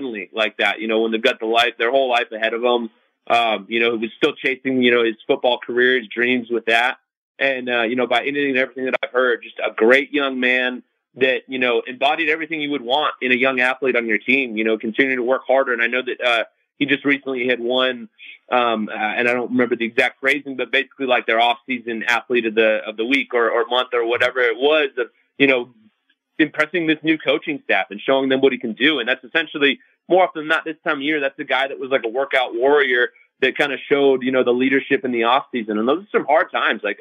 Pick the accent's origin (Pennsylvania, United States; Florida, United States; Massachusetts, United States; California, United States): California, United States; Southern; now in Las Vegas, United States; I'm from Southern California